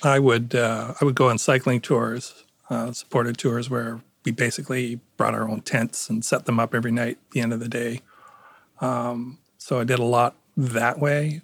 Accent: Toronto, Ontario, Canada; accent: Canadian; moved away as an adult; also born or lived in Connecticut; now in Stamford, United States; I was born in Northern Ontario, but yes, I lived in Toronto most of my life.

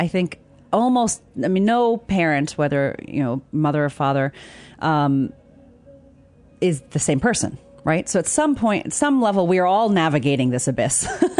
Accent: Zimbabwe; born there; also born or lived in Tucson / Virginia; I was born in Zimbabwe. My mother's an anthropologist. She's Indian. My father's white American, and he's a hydrologist.

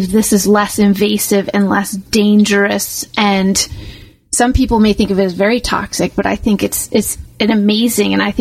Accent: United States; now in Canada; I, am I'm, I'm American.

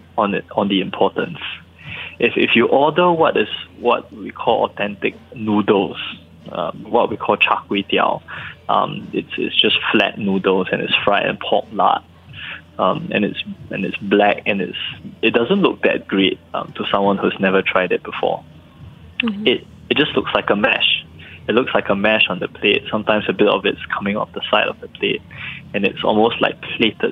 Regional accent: Singapore; also born or lived in United States; I'm Singaporean

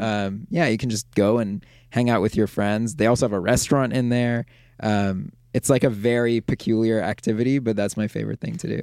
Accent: Toronto, Ontario, Canada; moved away as an adult; also born or lived in New York / Bay Area; now in Los Angeles, United States; I'm originally from Toronto.

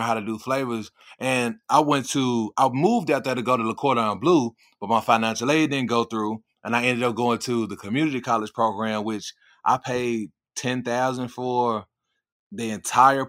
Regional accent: Memphis, Tennessee, United States; also born or lived in Phoenix, Arizona; now in Charlotte, United States; Born and raised in Memphis, Tennessee

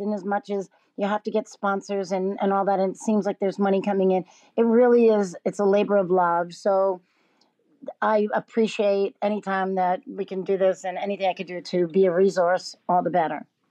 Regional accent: New York City, New York, United States; now in Los Angeles, United States; a New Yorker, uh, Brooklyn New Yorker

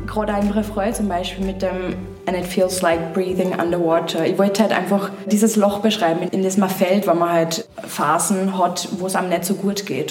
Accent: Upper Austria, Austria; ich komme ja vom Land, ich komme aus Oberösterreich

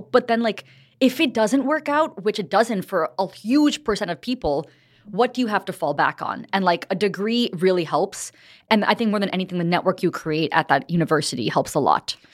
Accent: New Jersey, United States; moved away as an adult; also born or lived in New York City; now in Los Angeles, United States; I grew up in New Jersey.

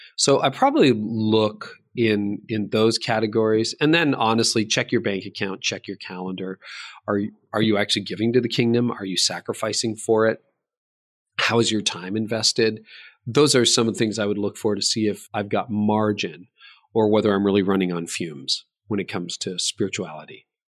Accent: Canada; I was born in Canada

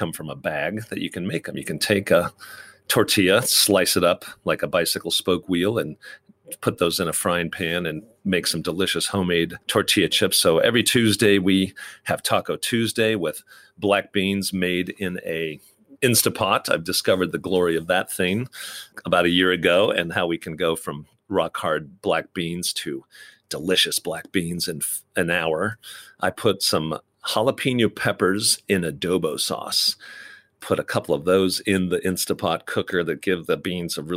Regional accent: Midwest, United States; Growing up in the Midwest

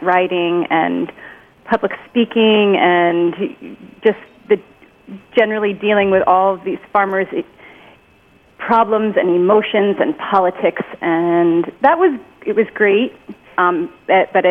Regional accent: Bisbee, Arizona, United States; also born or lived in Providence, Rhode Island; now in Rhode Island, United States; I'm actually from this little border town in Arizona called Bisbee

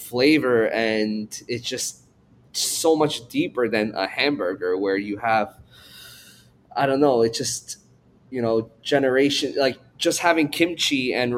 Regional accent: Stony Brook, New York, United States; also born or lived in Seoul, South Korea; I was born in Korea, raised in Seoul until I was seven. Then I moved to New York. And growing up, it was very weird because I moved to the suburbs, Stony Brook, Long Island

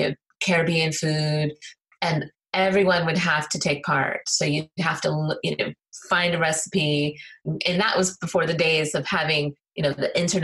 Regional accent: Colorado, United States; also born or lived in Illinois / Alabama; I was born on the Air Force Base in Illinois, moved to Alabama, and then moved to Colorado.

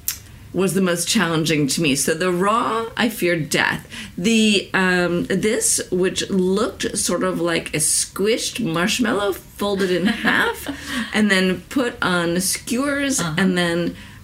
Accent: New York, United States; my home state of New York

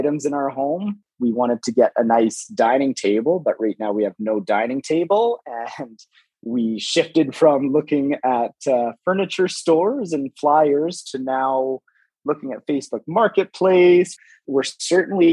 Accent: Calgary, Alberta, Canada; I'm from Calgary, and I was born and raised in Calgary.

